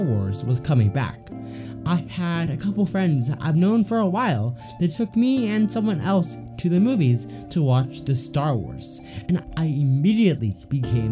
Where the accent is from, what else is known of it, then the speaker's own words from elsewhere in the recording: Canada; I'm also from Canada